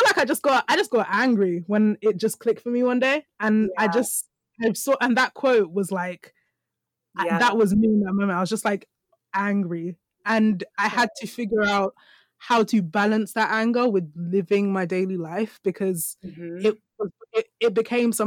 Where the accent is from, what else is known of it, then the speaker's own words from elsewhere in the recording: London, United Kingdom; me as a black woman and the things of my culture coming from like East London